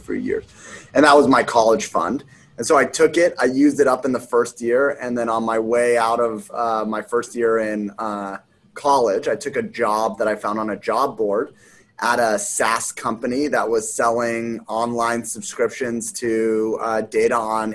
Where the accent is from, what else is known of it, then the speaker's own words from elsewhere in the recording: Los Angeles, California, United States; moved away as an adult; also born or lived in Las Vegas / Columbus, Ohio; I grew up in Los Angeles. I went to college in Las Vegas.